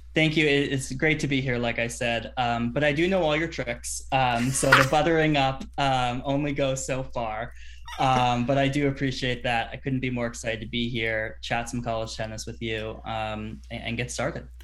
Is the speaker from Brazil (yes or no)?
no; Bay Area, California, United States; I grew up in the Bay Area, um, about ten minute drive from the Stanford campus